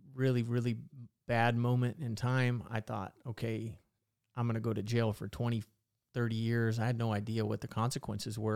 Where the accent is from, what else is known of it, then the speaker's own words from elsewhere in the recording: Visalia, California, United States; I grew up in Visalia